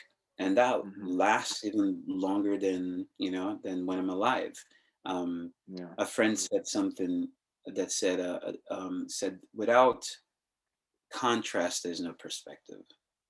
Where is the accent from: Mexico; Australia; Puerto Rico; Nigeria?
Nigeria; I'm growing up in the regime I grew up with in Nigeria